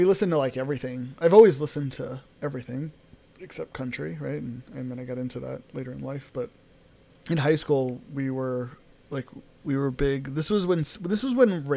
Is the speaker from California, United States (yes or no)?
no; New York City, New York, United States; I grew up in New York City